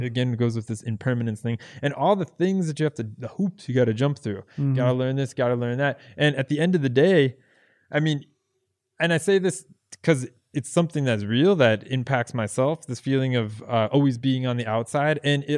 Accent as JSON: {"language": "English", "country": "United States", "moved": "yes", "said": "talking about, you know, I'm from the United States and how hard it is to be an immigrant in another country, but it is."}